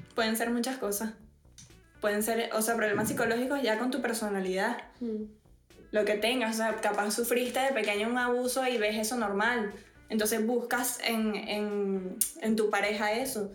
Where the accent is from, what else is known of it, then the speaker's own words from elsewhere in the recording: Venezuela; also born or lived in Spain; soy venezolana y española